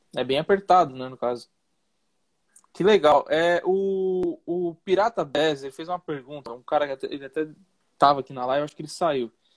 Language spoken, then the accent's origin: Portuguese; São Paulo, Brazil; eu sou de São Paulo